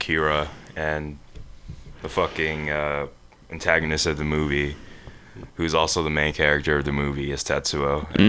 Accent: Nigeria; also born or lived in Texas

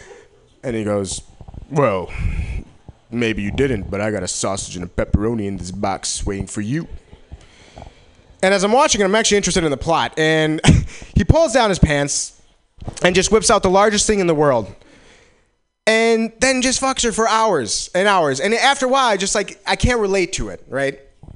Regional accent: Wisconsin, United States; now in San Francisco, United States; I came from Wisconsin, and the one thing I noticed, well, one of the first things I noticed was I really love this area. I love San Francisco.

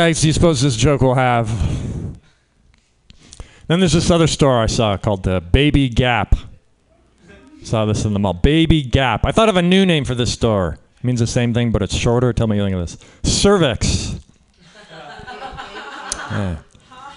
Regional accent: Canada; now in United States; I'm Canadian. I grew up in Canada

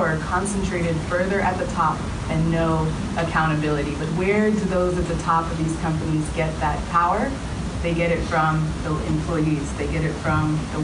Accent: Los Angeles, California, United States; I grew up in Los Angeles, attended Stanford University for college

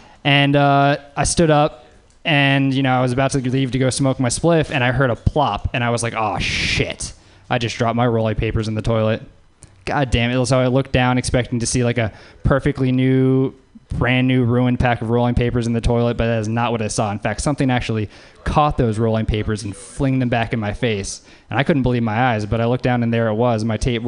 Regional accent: Louisiana, United States; everybody. I'm from Louisiana.

